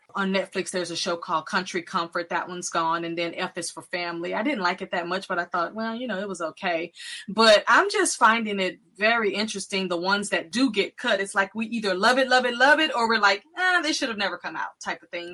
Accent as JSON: {"language": "English", "region": "Texas", "country": "United States", "said": "I'm from Texas"}